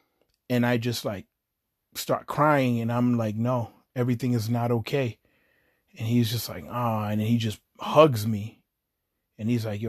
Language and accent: English; Chelsea, Massachusetts, United States; it was me and like the people I grew up with in Chelsea, Massachusetts.